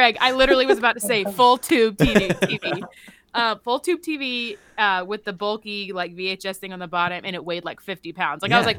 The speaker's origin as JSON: {"language": "English", "town": "Charleston", "country": "United States", "tie": "born or raised there", "moved": "yes", "said": "growing up in Charleston"}